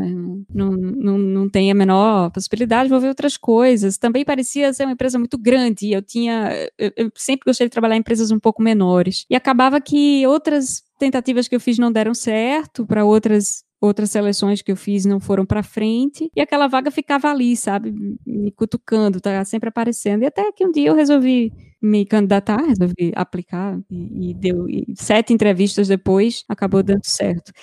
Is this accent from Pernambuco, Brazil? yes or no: yes; Recife, Pernambuco, Brazil; moved away as an adult; also born or lived in Rio de Janeiro, Brazil; now in São Paulo, Brazil; saí de Recife em 2008